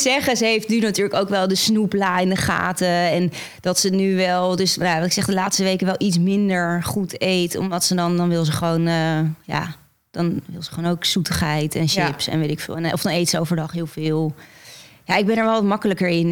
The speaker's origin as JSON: {"language": "Dutch", "country": "Netherlands", "tie": "born or raised there", "said": "In Beeldhoven."}